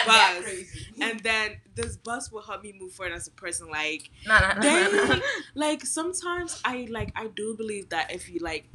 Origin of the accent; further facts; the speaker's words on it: Ghana; I'm Ghanaian